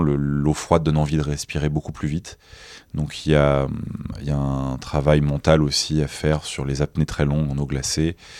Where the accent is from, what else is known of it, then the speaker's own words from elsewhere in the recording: Nice, Provence-Alpes-Côte d'Azur, France; moi, je viens de Nice